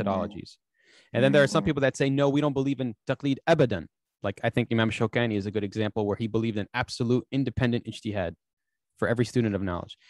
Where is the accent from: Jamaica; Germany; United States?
United States; I'm an American